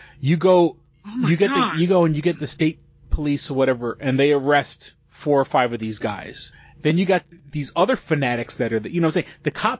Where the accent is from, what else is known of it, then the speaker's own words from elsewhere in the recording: New York City, New York, United States; You know, I grew up on the Lower East Side.